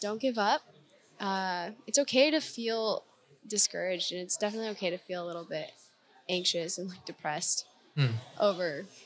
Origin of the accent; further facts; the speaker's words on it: North Idaho, United States; moved away; I'm from Idaho. Mm-hmm. North Idaho.